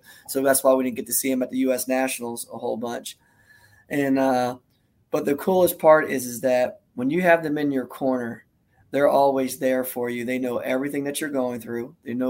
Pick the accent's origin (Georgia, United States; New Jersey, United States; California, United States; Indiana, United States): New Jersey, United States; I'm a Jersey boy